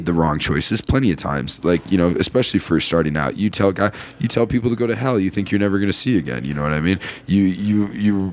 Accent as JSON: {"language": "English", "region": "Iowa", "country": "United States", "tie": "born or raised there", "said": "the reason I've stayed in Iowa is because my apartment rents for like $250 a month"}